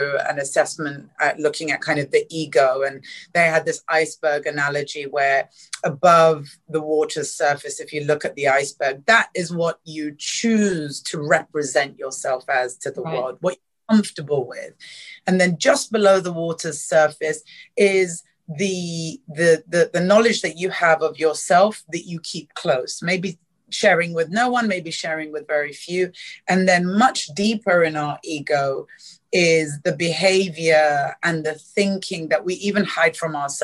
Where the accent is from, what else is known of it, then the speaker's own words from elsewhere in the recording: London, United Kingdom; moved away as an adult; also born or lived in East Africa; now in Singapore; I grew up in South London